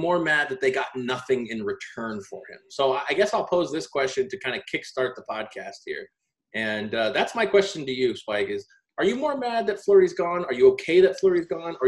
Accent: Tampa, Florida, United States; now in Las Vegas, United States; I also too live in Vegas. I grew up in Tampa.

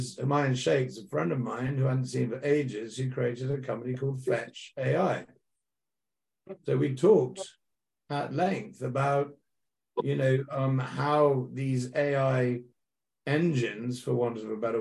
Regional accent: United Kingdom; I'm a British guy.

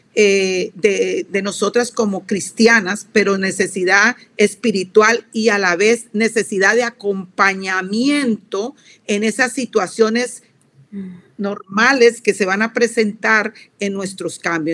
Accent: Colombia; soy colombiana de pura cepa, soy suramericana

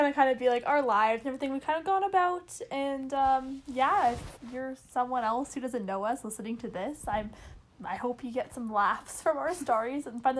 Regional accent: Canada; we're two best friends from Canada, currently in university taking business.

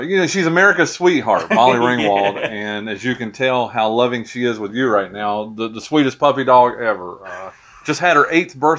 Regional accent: Wilkes County, North Carolina, United States; also born or lived in Charlotte, North Carolina; I was born in Wilkes County.

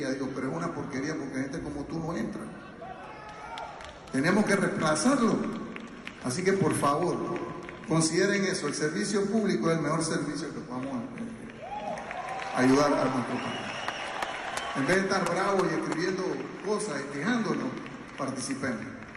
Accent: Panama; moved away; a mí me criaron en Panamá

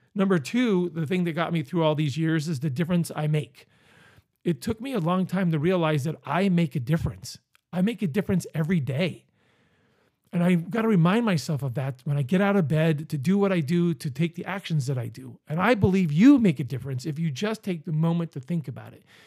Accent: Northeast Pennsylvania, United States; moved away; also born or lived in Virginia Beach, Virginia; I'm from Northeast Pennsylvania

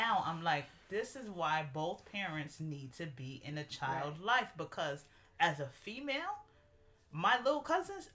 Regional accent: New York City, New York, United States; we're from New York City

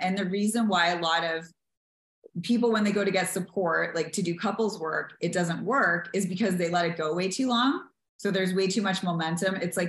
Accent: the South, United States; I promised this person and I wanted to honor the vows and I'm from the South and da da da.

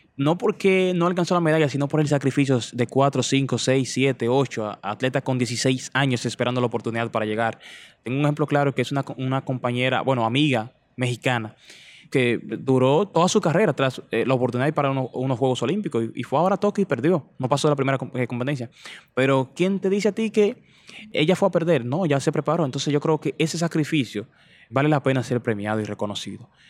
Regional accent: Dominican Republic; yo nací, me crié en y me terminé de criar, diría que en, La Flores, barrio La Flores, en Vallaguana

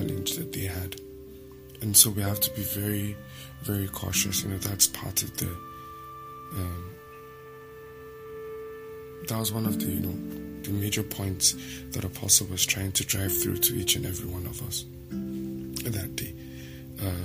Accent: Nigeria; I'm a Nigerian

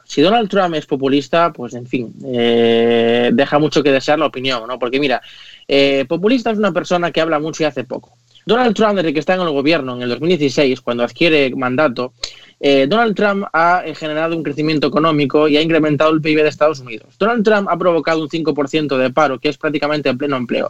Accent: Spain; como español y como europeo

